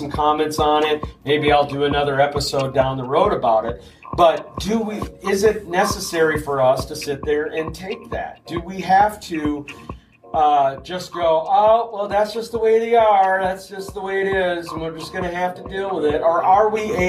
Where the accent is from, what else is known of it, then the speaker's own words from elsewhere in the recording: Wichita, Kansas, United States; Which is where I was born